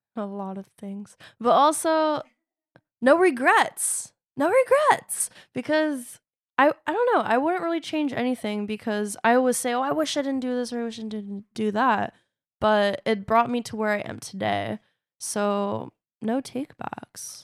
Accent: Long Beach, California, United States; I was born in Long Beach, uh, Long Beach Community Hospital

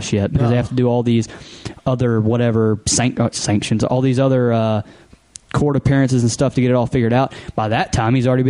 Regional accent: Texas, United States; I'm from Texas, lived here my whole life

